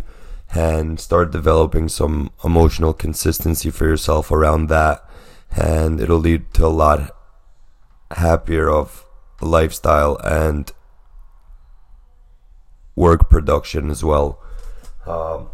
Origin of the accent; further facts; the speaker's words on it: New York City, New York, United States; moved away as an adult; also born or lived in Pennsylvania; I was born in Brooklyn, raised